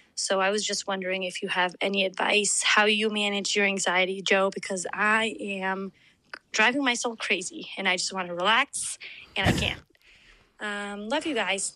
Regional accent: Argentina; now in Charlotte, United States; I'm from Argentina.

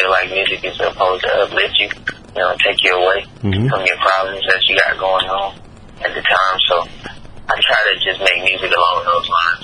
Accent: Atlanta, Georgia, United States; I'm from Atlanta, Georgia. From the west side of Atlanta, Adamsville

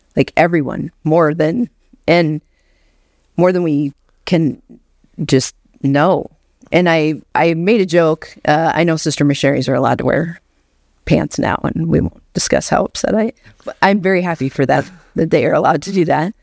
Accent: Anchorage, Alaska, United States; moved away; born and raised in Anchorage, Alaska

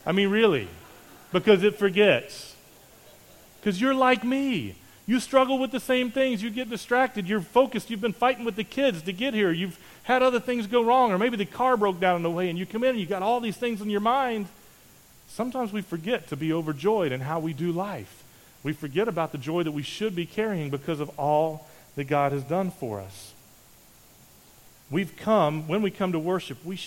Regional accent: Charleston, West Virginia, United States; moved away; I grew up in West Virginia, just outside of Charleston, and from here to the place that I grew up is about 850 miles

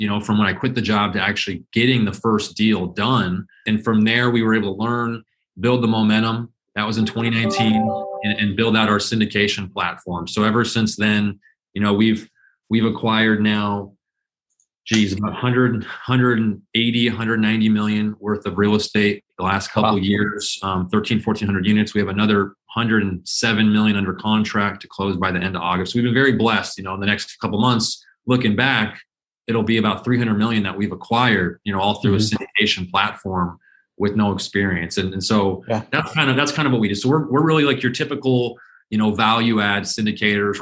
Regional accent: Phoenix, Arizona, United States; I was born and raised in Phoenix

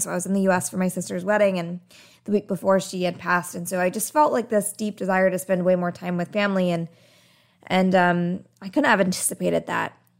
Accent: Arizona, United States; I grew up in Arizona

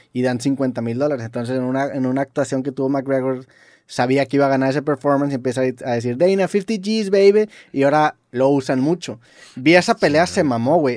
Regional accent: Mexico; aquí en México

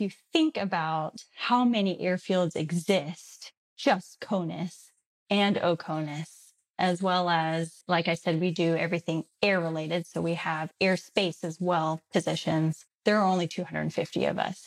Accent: Texas, United States; moved away as an adult; also born or lived in Colorado; I'm originally from Texas

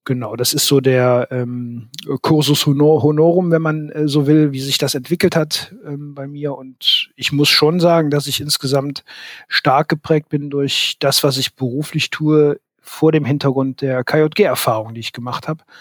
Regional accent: Aachen, North Rhine-Westphalia, Germany; born there; Ich bin 1973 geboren in Aachen

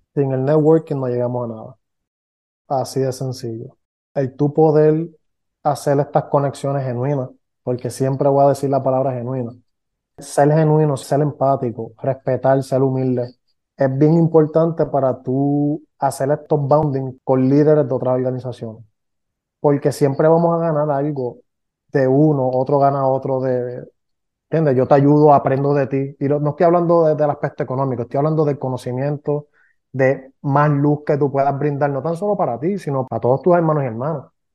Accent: Puerto Rico; aquí somos puertorriqueños

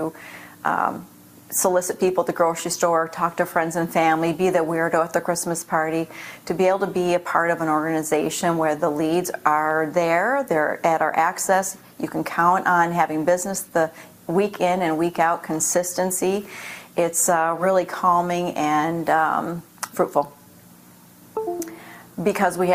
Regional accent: Michigan, United States; moved away as an adult; now in Florida, United States; I'm from Michigan. I moved myself down to Florida

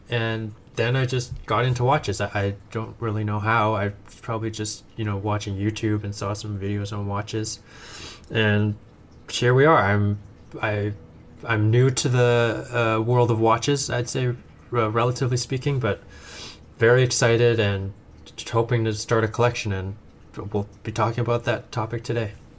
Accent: Edmonton, Alberta, Canada; moved away as an adult; now in California, United States; I was born and raised in Canada uh, in a little town called Edmonton, Alberta

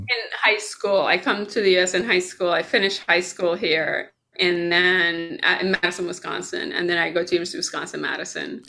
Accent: Tehran, Tehran Province, Iran; now in United States; I was born here, but predominantly I grew up in Tehran, Iran

